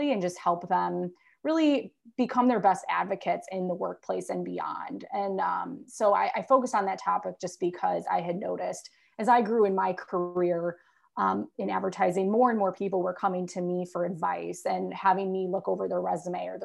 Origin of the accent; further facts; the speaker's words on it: Chicago, Illinois, United States; born and bred in the Chicago area